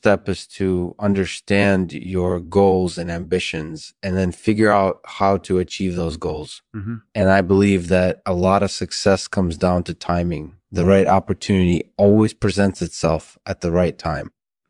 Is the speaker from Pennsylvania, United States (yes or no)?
no; New York City, New York, United States; So I grew up in New York City and I had a really, really interesting childhood.